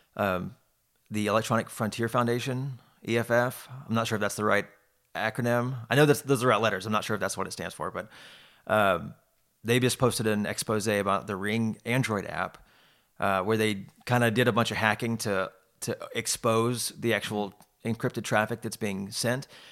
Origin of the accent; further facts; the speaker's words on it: Houston, Texas, United States; moved away; also born or lived in Austin; I was born in Houston